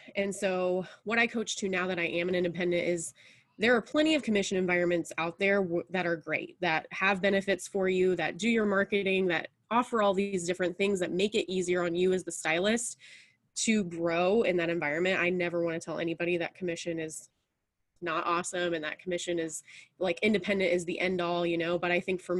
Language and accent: English; Indianapolis, Indiana, United States; now in Pendleton, United States; I have been in Indiana all of my life and kind of different parts of Indiana. I grew up in Indianapolis